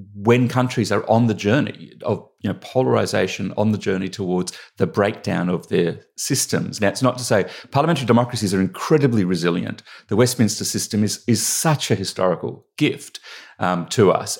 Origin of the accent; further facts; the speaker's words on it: Australia; accent: Australian; moved away as an adult; now in United Kingdom; I grew up in Australia